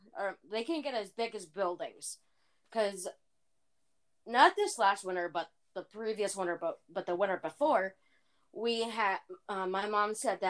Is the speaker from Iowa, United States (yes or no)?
yes; Iowa, United States; because I grew up in Iowa all of my life, and being an Iowa farm girl myself